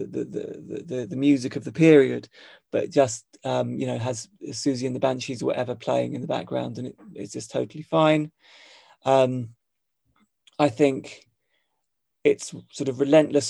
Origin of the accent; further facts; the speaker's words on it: United Kingdom; moved away as an adult; also born or lived in Hong Kong; as a British person